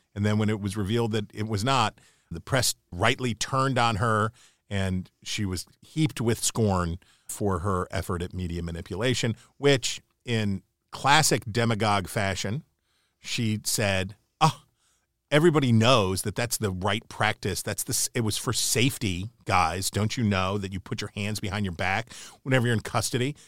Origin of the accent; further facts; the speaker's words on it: Upper Ohio Valley, United States; I grew up in the Upper Ohio Valley.